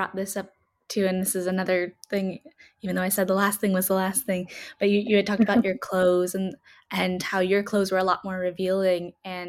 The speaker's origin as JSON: {"language": "English", "country": "United States", "tie": "born or raised there", "said": "growing up in America where it's ideal to be as tan as possible."}